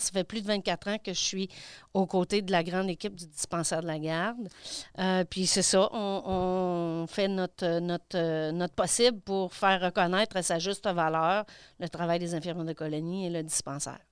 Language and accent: French; Landrienne, Quebec, Canada; je suis native de, de Landrienne